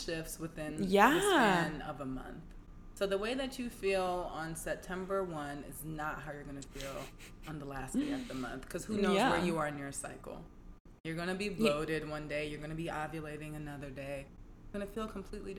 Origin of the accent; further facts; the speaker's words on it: New York, United States; moved away; I'm from New York originally